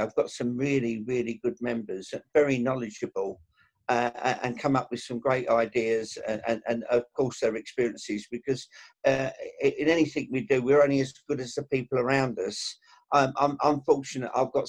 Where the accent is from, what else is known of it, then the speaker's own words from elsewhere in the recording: Stratford, London, United Kingdom; Well, I was born and brought up in Stratford at London E15, so it's a walking distance from the ground.